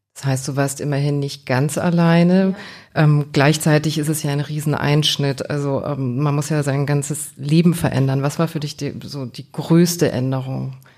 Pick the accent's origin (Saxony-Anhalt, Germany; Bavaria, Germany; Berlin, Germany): Bavaria, Germany; a small Bavarian village, Germany; Ich komme auch aus so einem ganz kleinen bayerischen Kaff